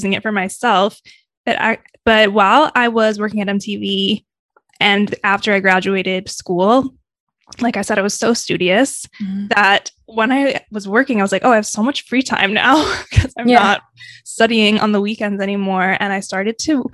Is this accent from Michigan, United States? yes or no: yes; Michigan, United States; moved away as an adult; now in New York, United States; I'm originally from Michigan, and growing up, I always just wanted to leave Michigan